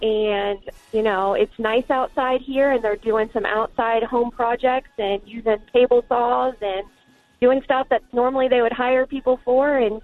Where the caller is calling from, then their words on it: Norfolk, Virginia, United States; I'm calling from Norfolk, Virginia.